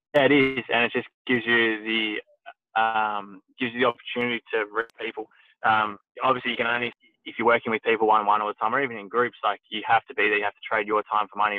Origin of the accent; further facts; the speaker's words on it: Horsham, Victoria, Australia; I grew up in Horsham, Victoria